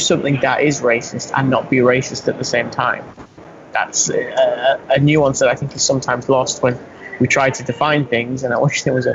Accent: England, United Kingdom; you and I are speaking as Englishmen

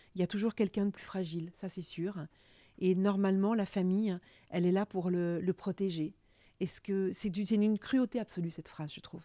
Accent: Burgundy, Bourgogne-Franche-Comté, France; la Bourgogne, c'est là où j'ai grandi

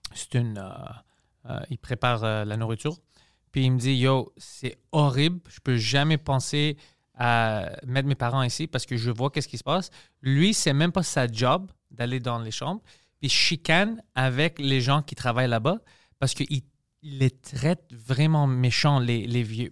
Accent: Greece; now in Quebec, Canada; mon accent ou whatever parce que je suis grec

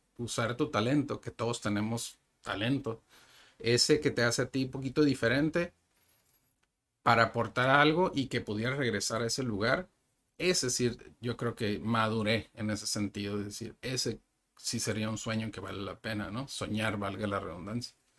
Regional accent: Ensenada, Baja California, Mexico; moved away as an adult; now in Tijuana, Mexico; Yo nací en Ensenada

